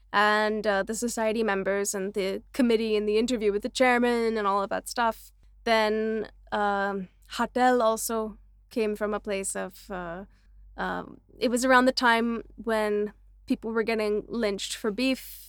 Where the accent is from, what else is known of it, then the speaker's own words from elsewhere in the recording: Canada; also born or lived in Vancouver; now in Mumbai, India; me as a Canadian